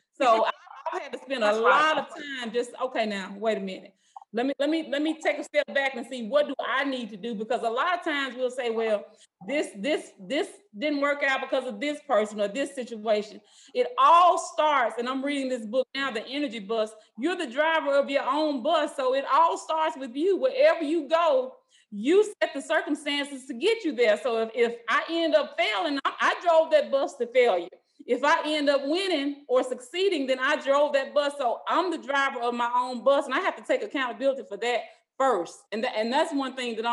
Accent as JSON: {"language": "English", "town": "Drew", "region": "Mississippi", "country": "United States", "tie": "born or raised there", "said": "from Drew, Mississippi, Jericho"}